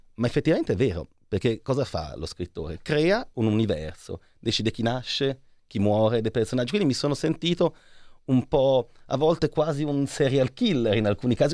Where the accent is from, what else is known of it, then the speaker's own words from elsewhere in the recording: Lucca, Tuscany, Italy; io sono di Lucca